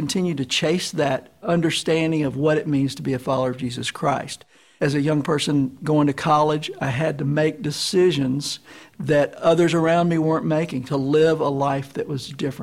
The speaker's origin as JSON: {"language": "English", "town": "Memphis", "region": "Tennessee", "country": "United States", "tie": "born or raised there", "said": "I grew up here in Memphis"}